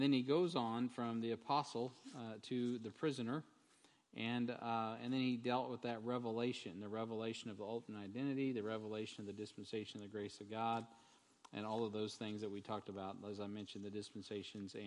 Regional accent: United States; as an American

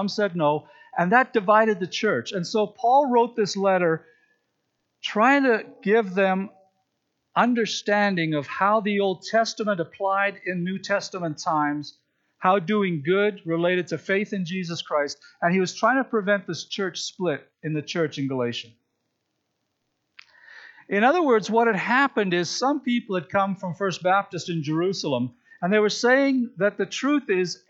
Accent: Regina, Saskatchewan, Canada; I grew up in Regina

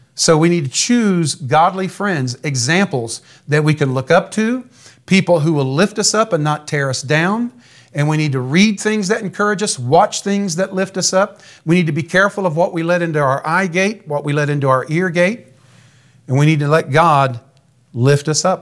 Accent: United States; I'm an American. My father was an American, his father before him. My earthly citizenship is American

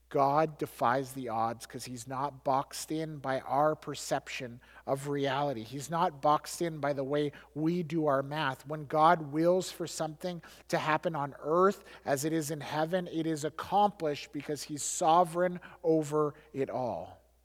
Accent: Alberta, Canada; I grew up in Alberta.

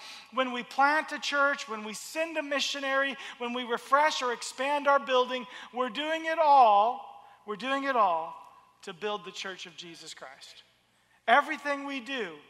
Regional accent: the South, United States; when I was a child, I grew up in the South in the United States

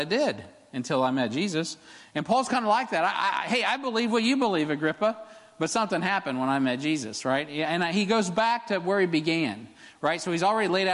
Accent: Jackson County, Missouri, United States; now in Harrisonville, United States; I'm from Jackson County

